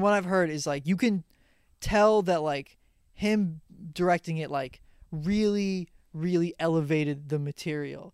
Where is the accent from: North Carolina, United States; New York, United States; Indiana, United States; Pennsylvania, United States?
New York, United States; Long Island; we're both from Long Island.